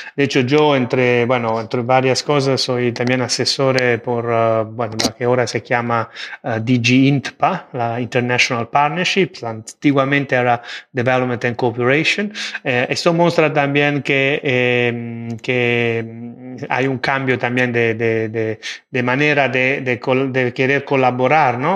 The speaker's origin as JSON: {"language": "Spanish", "country": "Italy", "second_language": "Spanish", "moved": "yes", "lives_now": "Spain", "said": "como soy italiano"}